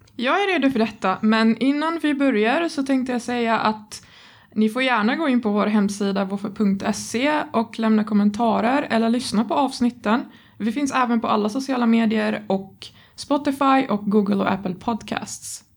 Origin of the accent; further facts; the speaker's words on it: Egypt; Swedish is a second language; now in Sweden; jag, jag växte inte upp i Sverige. Jag kommer från Egypten